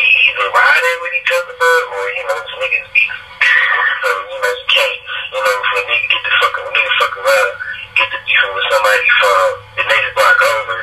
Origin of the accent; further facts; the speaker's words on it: Detroit, Michigan, United States; moved away as an adult; now in Atlanta, United States; I'm from Detroit, Michigan, up on the west side, West Warren